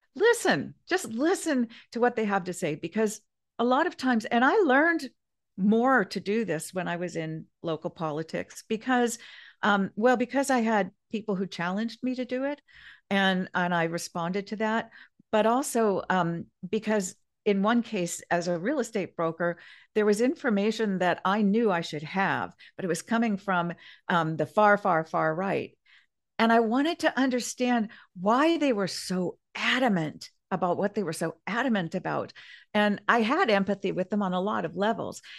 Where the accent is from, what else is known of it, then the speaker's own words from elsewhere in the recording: Kansas, United States; now in Grover Beach, United States; I grew up, um, I was from Kansas for a while, my family were all from Kansas